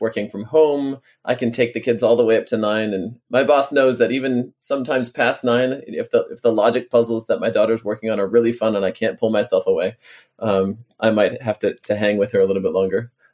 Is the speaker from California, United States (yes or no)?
no; on the Canadian border, New York, United States; also born or lived in Washington, D.C.; now in Baltimore, United States; I grew up on the Canadian border in New York